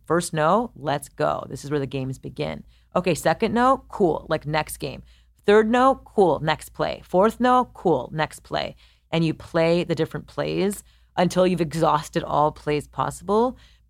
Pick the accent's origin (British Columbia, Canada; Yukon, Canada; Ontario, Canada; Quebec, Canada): Quebec, Canada; Montreal; I'm Montreal.